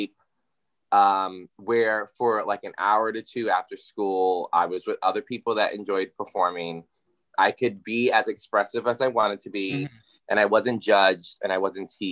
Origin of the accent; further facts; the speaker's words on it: Yonkers, New York, United States; also born or lived in White Plains, New York; I'm from originally born in White Plains, raised in Yonkers. So that's my hometown